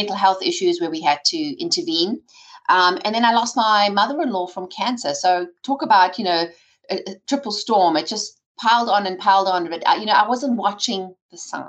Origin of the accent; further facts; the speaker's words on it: South Africa; I grew up in South Africa with an entrepreneurial father